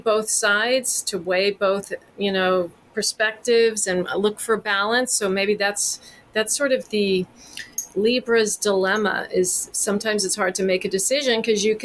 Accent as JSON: {"language": "English", "region": "Texas", "country": "United States", "tie": "born or raised there", "moved": "as an adult", "said": "I grew up in Texas and left when I was 18, never lived there again"}